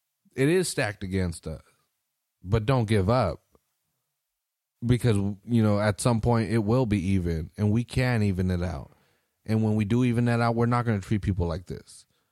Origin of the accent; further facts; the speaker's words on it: Salinas, California, United States; Because, again, I'm from Salinas. I'm not the minority, bitch. I'm fucking, right, we're the majority we're here. Yeah, yeah. It's a 75% Mexican town, dog.